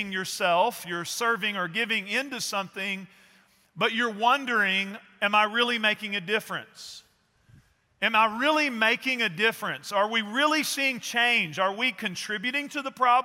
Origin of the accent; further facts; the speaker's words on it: East Texas, United States; I grew up in East Texas